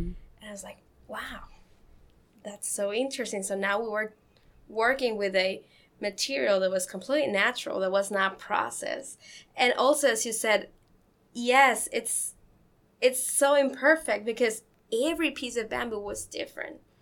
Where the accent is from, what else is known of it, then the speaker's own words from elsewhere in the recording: Mexico; moved away as an adult; now in Columbus, United States; before coming here, I come from Mexico